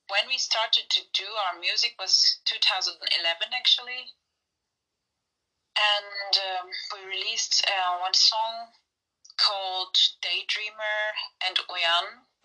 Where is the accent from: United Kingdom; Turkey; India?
Turkey; Yeah, I was born in Turkey.